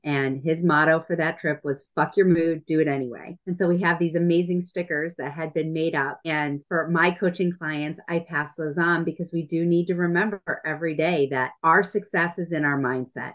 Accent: New England, United States; we're from New England, New England girls

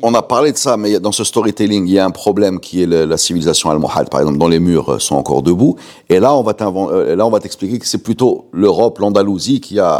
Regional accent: Morocco; chez nous, au Maroc

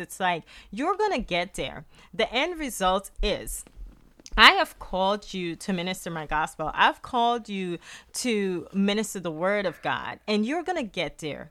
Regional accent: Guyana; accent: Guyanese; now in United States; my, my Guyanese accent

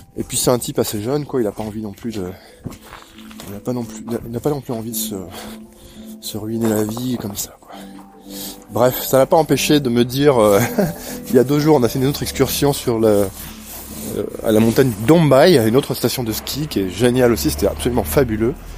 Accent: Normandy, France; je suis normand

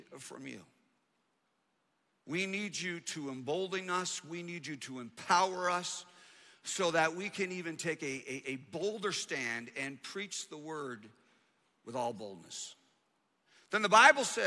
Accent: Canada; moved away; I grew up in Canada

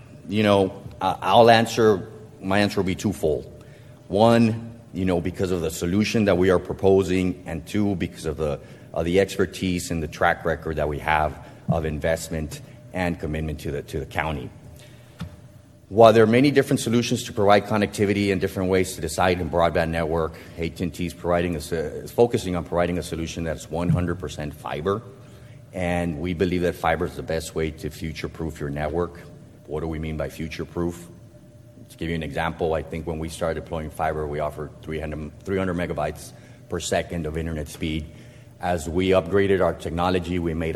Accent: Brownsville, Texas, United States; moved away; I was born in Bronzeville, grew up here

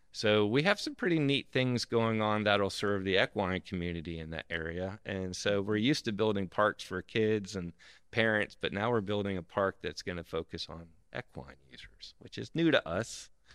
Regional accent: South Florida, United States; when I grew up down in South Florida

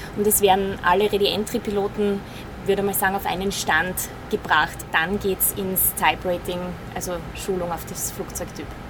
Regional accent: Fürstenfeld, Styria, Austria; Ich bin 30 Jahre geboren in Fürstenfeld in der Steiermark

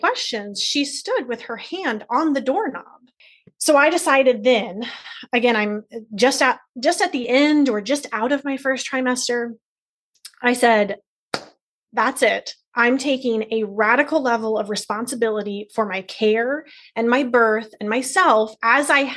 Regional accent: Cincinnati, Ohio, United States; I'm from Cincinnati

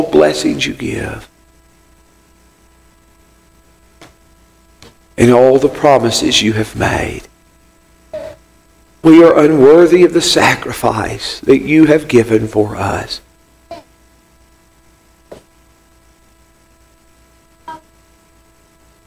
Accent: Dickson, Tennessee, United States; my hometown of Dixon, Tennessee

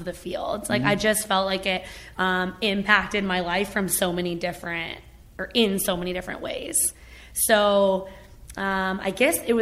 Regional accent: Toronto, Ontario, Canada; moved away as an adult; also born or lived in Hamilton, Ontario / Los Angeles; now in Phoenix, United States; I grew up in Canada, like a suburb of Toronto in Ontario

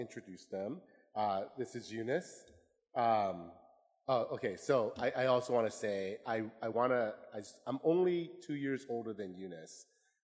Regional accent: Chilliwack, British Columbia, Canada; also born or lived in Vietnam / Hong Kong; now in Seattle, United States; We landed in Chilliwack, British Columbia in Canada. This is part of the Fraser Valley near Vancouver. I grew up in Canada

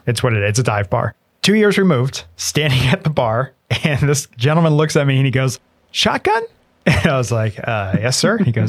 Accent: Lubbock, Texas, United States; I grew up in Lubbock, Texas for a bit.

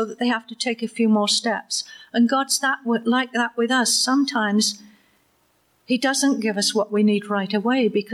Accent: Waterdown, Ontario, Canada; he asked me where I was from, and I said, Waterdown

